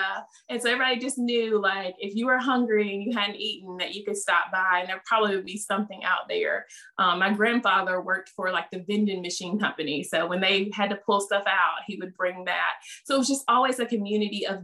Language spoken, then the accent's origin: English; the South, United States; accent: Southern; they hear from my accent, you're just this, you know, Southern Belle.